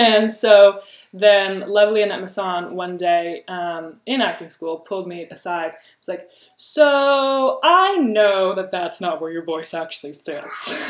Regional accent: New Jersey, United States; also born or lived in San Francisco / Michigan; now in New York, United States; My parents are from Germany, but then I was born in San Francisco, then spent childhood in Jersey, then went to school in Michigan, and now I live in New York

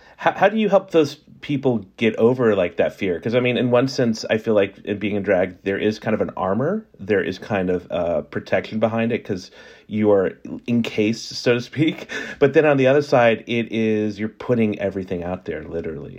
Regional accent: New Orleans, Louisiana, United States; also born or lived in South Carolina; I grew up in New Orleans

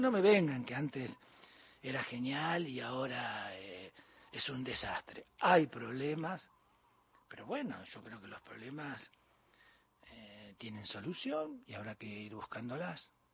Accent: Bahía Blanca, Buenos Aires Province, Argentina; also born or lived in Punta Alta; yo soy de Bahía Blanco de Punta Alta

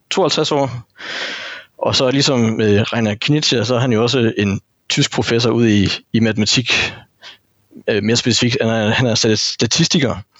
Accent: North Jutland, North Denmark Region, Denmark; Jeg er en gammel nordjyde

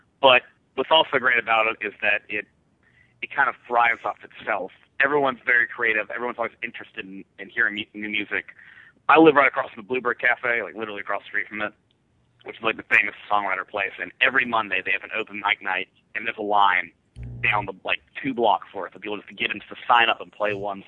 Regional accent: East Coast, United States; now in Nashville, United States; We're from the East Coast, but since we live in Nashville, it's a little easier to tour the Midwest.

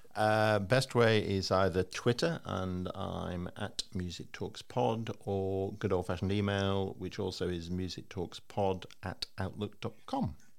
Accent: Liverpool, North West England, United Kingdom; I was like 15. I'm growing up in Liverpool

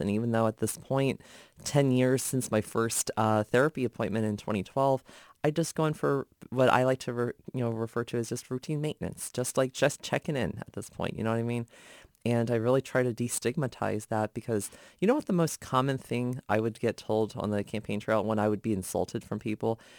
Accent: Gainesville, Virginia, United States; reporting for my hometown newspapers, Gainesville Times, Prince William Times

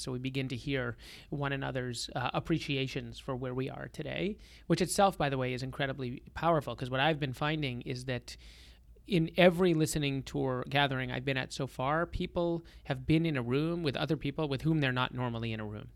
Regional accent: Lynnfield, Massachusetts, United States; I grew up in Boston, uh, on the North Shore in Linfield, Massachusetts. I'm a fourth generation Bostonian

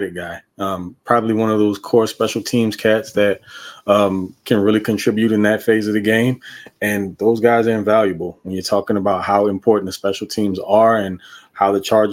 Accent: Louisiana, United States; I'm from Louisiana

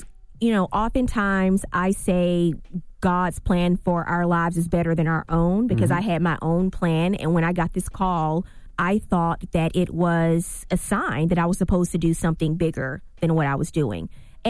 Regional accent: Louisiana, United States; My parents didn't graduate from college. So we didn't know anybody. And I'm from Louisiana.

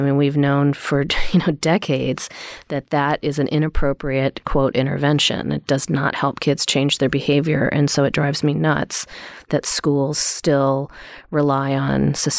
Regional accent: East Coast, United States; I grew up on the East Coast and had a group of friends

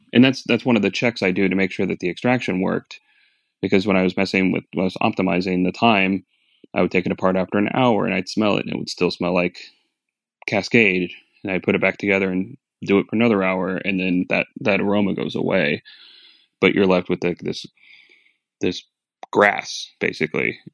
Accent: Phoenix, Arizona, United States; moved away; I'm from Phoenix originally.

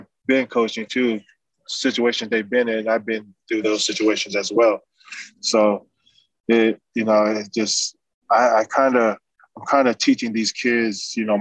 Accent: Las Vegas, Nevada, United States; also born or lived in California; So since 7 years old, I've been in Vegas

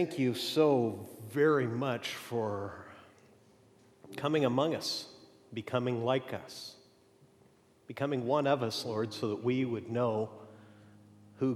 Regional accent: Mexico; moved away; also born or lived in Amarillo, Texas; I was born in Amarillo, though I was raised in Mexico

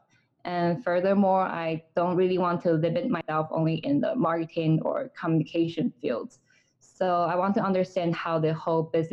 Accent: Taiwan; moved away; I'm from Taiwan and I majored in German and literature during my undergrad.

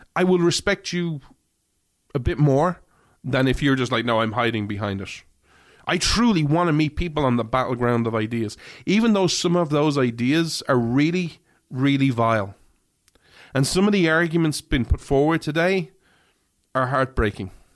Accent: Ireland; now in United States; I grew up in Ireland

